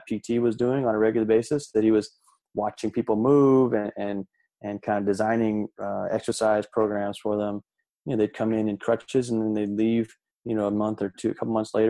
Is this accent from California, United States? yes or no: yes; Glendale, California, United States; I grew up in the Los Angeles area in Glendale